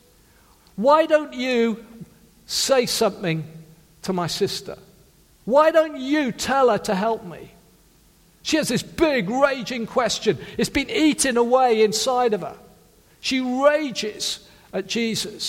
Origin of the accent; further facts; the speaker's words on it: South Wales, United Kingdom; I come from a working class family in South Wales.